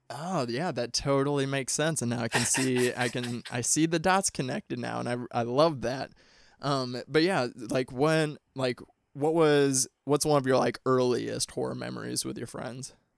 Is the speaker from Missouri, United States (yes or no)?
yes; Missouri, United States; I'm from the Midwest. I'm from Missouri